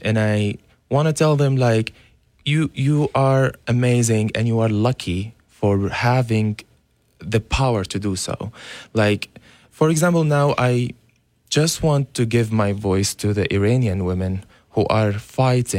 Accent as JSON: {"language": "English", "country": "Syria", "tie": "born or raised there", "second_language": "English", "moved": "as an adult", "said": "I am from Syria. I grew up there"}